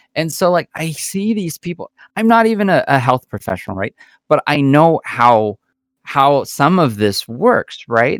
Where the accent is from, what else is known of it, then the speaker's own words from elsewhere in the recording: United States; we as Americans